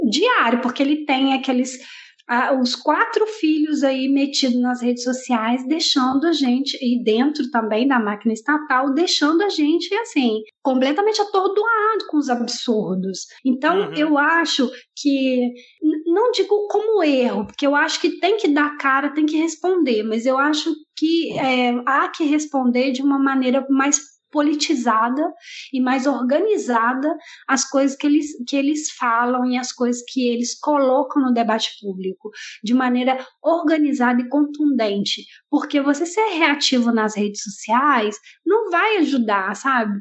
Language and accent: Portuguese; Minas Gerais, Brazil; now in Chile; na minha cidade natal, né, Minas Gerais